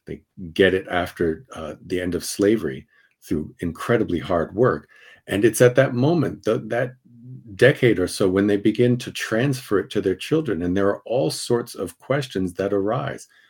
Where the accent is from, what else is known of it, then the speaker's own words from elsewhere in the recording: Princeton, New Jersey, United States; now in Kensington, United States; I, I come from Princeton, New Jersey